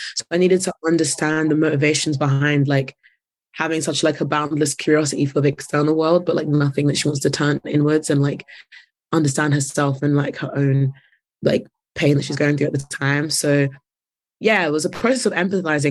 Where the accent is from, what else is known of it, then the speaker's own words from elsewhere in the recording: London, United Kingdom; I'm from North